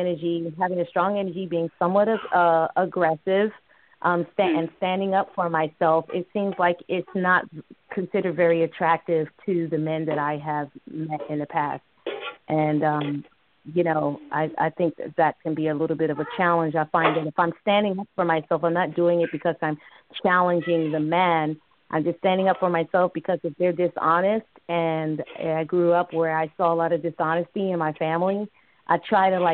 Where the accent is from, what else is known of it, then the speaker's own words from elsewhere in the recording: New York, United States; also born or lived in Maryland; I'm a New Yorker. I'm not really from New York. I'm from Maryland. But growing up in New York